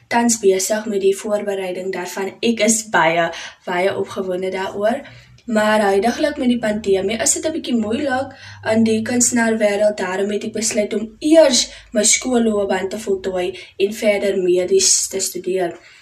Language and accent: Afrikaans; Paarl, Western Cape, South Africa; ek is van die Parel